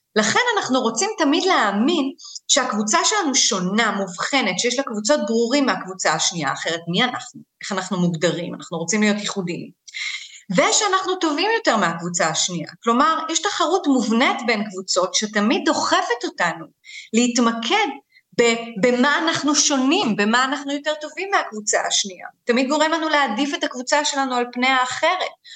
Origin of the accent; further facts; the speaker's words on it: Israel; אני בת למהגרים, אה, אני נולדתי בארץ, אבל אני גדלתי בבית שבאמת מסתכל קצת מבחוץ